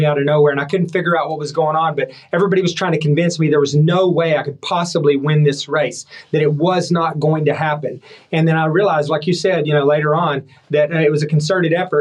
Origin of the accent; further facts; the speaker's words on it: Levelland, Texas, United States; moved away as an adult; now in Washington, D.C., United States; I grew up in Leveland, west of Lubbock, which is cotton country